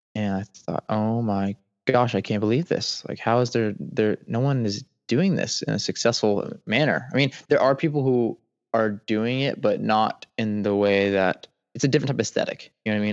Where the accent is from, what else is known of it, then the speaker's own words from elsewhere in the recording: Atlanta, Georgia, United States; moved away as an adult; now in Seagrove, Florida, United States; I grew up in Atlanta, Georgia, the suburbs, about four to five minutes north of Atlanta.